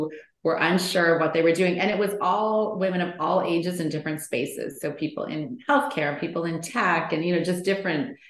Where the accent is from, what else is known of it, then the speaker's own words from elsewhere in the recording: Canada; moved away as an adult; now in California, United States; I am originally from Canada, but I had moved to California with my husband